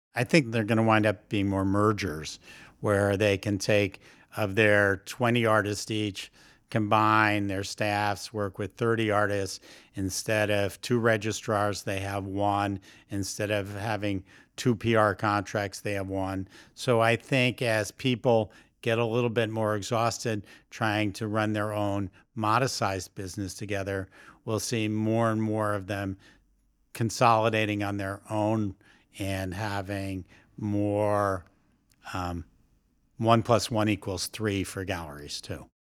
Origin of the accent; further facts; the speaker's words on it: New York, United States; as a New Yorker